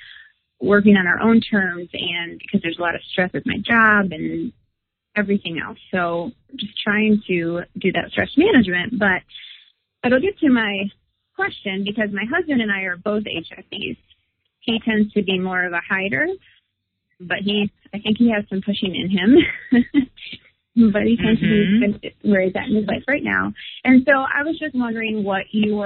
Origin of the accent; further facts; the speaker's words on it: Michigan, United States; I'm from Michigan